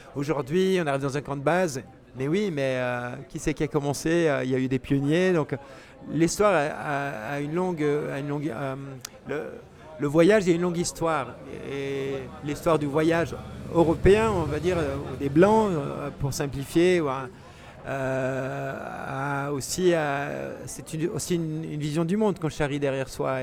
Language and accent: French; Geneva basin, Switzerland; quand on est né dans le bassin genevois, on a des montagnes qui nous entourent